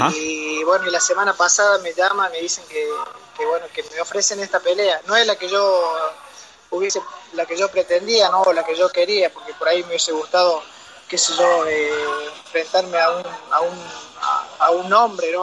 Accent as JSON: {"language": "Spanish", "region": "Córdoba", "country": "Argentina", "tie": "born or raised there", "moved": "yes", "said": "me crié en Córdoba, Córdoba, viví en Córdoba muchos años, del año 87 al, al 2000, hice mi primaria, mi secundaria"}